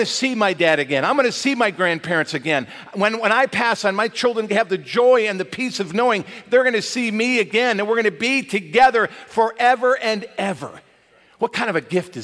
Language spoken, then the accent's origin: English; Michigan, United States; growing up in Michigan, you might get some outdoor toys that you couldn't enjoy until the spring.